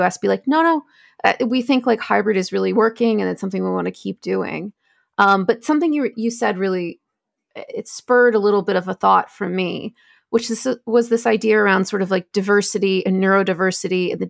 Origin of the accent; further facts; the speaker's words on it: United States; moved away as an adult; now in United Kingdom; as an American who's working in the UK